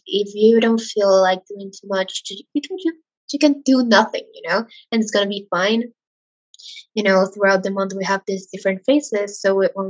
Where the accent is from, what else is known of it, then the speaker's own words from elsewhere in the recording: Ecuador; I'm from Ecuador, and here in Latin America